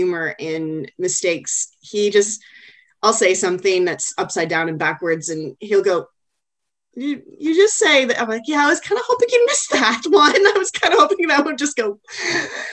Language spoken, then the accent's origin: English; Canada; now in Australia; being Canadian and from same part of Canada as myself